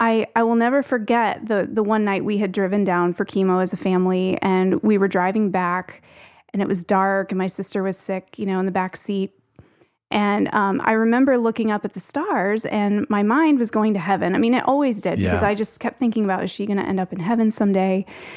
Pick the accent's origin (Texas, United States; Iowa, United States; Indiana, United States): Indiana, United States; I grew up in Northern Indiana, but because of some medical needs that came up for my sister, spent a lot of time here.